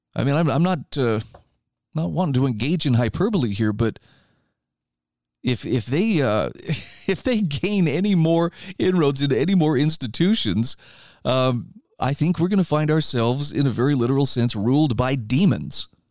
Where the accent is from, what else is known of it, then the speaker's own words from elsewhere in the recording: United States; I'm an American and I'm going to stay here